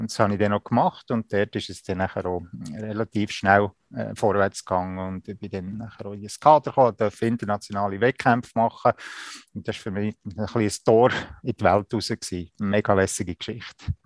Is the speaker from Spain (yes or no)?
no; Spiez, Bern, Switzerland; moved away as an adult; now in Canton of Zug, Switzerland; Ich bin in Spiez am See aufgewachsen